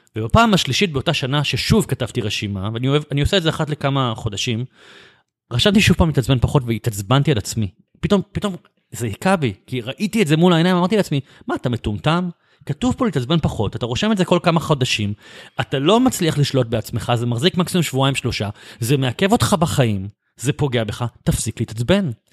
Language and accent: Hebrew; Bat Yam, Tel Aviv District, Israel; גדלתי בבת ים